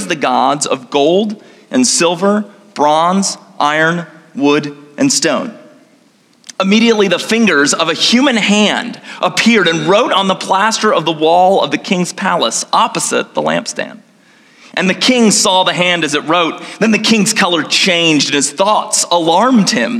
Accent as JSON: {"language": "English", "town": "Gold Coast", "region": "Queensland", "country": "Australia", "tie": "born or raised there", "moved": "yes", "said": "I grew up in the Gold Coast, Australia"}